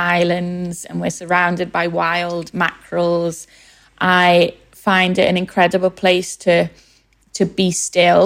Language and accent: English; Liverpool, North West England, United Kingdom; now in London, United Kingdom; Growing up in West Everton, which is a low-income area of Liverpool